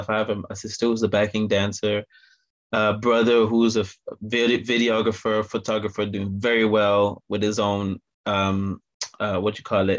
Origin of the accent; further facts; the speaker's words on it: Belgium; now in Manchester, United Kingdom; I'm from Manchester, UK, and originally from Belgium